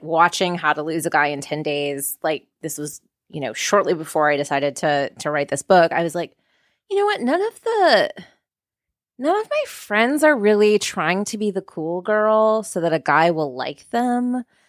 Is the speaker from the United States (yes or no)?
yes; Minnesota, United States; I'm from Minnesota